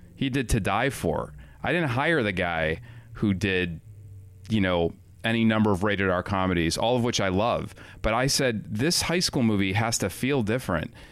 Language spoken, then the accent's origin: English; Highland Park, Illinois, United States; also born or lived in Evanston, Illinois; I grew up in John Hughes country. Highland Park, Illinois, Evanston, Illinois.